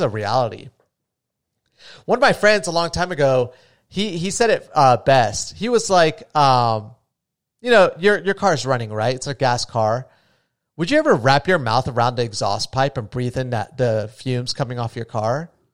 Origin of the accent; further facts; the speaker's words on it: New Smyrna Beach, Florida, United States; where I grew up is essentially on a little island, too. And, I mean, my hometown is gone